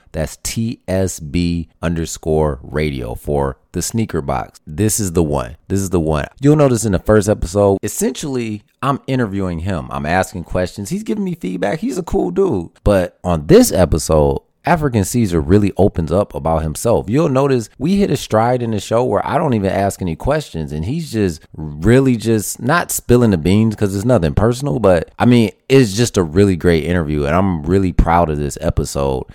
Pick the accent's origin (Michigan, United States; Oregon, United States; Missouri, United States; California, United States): Michigan, United States; Detroit; I've seen things like personally myself growing up on Detroit's West Side